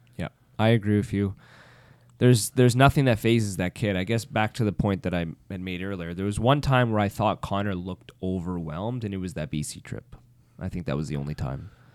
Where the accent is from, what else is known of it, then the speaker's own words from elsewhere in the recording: Ottawa, Ontario, Canada; moved away; being an Ottawa guy